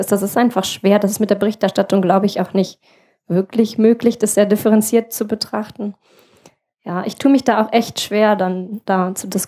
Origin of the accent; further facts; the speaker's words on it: Berlin, Germany; now in Rostock, Germany; Naja, ich komme ja ursprünglich auch aus Berlin, so, also da ist es auch wirklich, da kann ich mich nur anschließen.